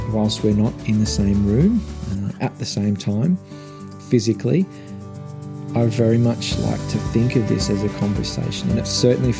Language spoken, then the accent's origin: English; Melbourne, Victoria, Australia; also born or lived in Gold Coast, Queensland; I'm originally from Melbourne. It's my home.